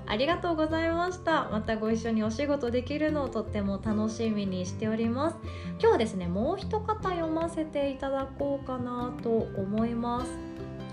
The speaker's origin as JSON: {"language": "Japanese", "region": "Shikoku countryside", "country": "Japan", "tie": "born or raised there", "said": "私が生まれ育ったあの近く、えーと、田舎の方ですね四国の田舎の方で"}